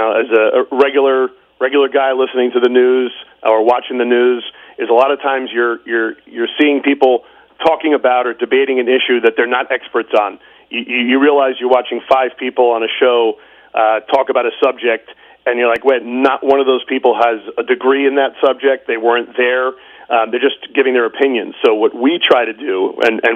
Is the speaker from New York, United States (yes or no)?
yes; New York City, New York, United States; I'm a New Yorker